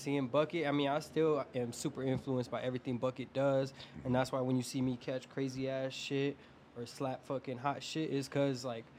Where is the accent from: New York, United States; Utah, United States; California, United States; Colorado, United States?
Colorado, United States; Aurora; also born or lived in Montbello, Denver; I'm from the Bellows, man, but I grew up in Aurora as well. So I rep both, man. I claim both. But Denver all day, every day.